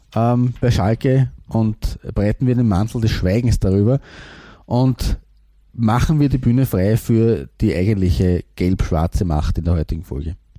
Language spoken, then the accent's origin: German; Austria; als Österreicher